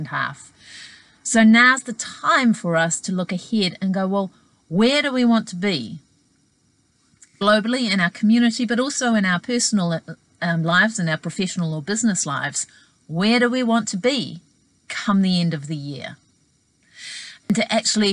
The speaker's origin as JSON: {"language": "English", "country": "New Zealand", "said": "my home country of New Zealand"}